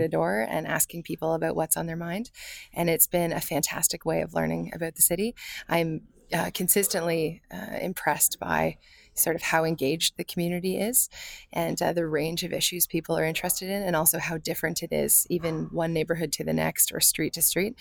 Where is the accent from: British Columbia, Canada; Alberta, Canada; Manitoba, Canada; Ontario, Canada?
Ontario, Canada; London; I am a Londoner.